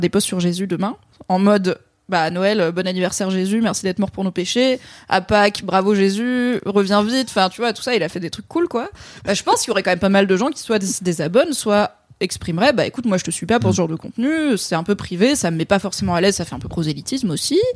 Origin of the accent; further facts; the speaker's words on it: Valence, Auvergne-Rhône-Alpes, France; now in Paris, France; quand j'étais ado dans la Drôme